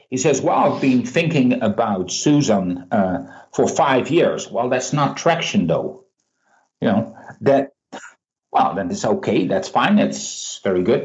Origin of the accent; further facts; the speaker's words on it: Netherlands; I'm being cynical from Holland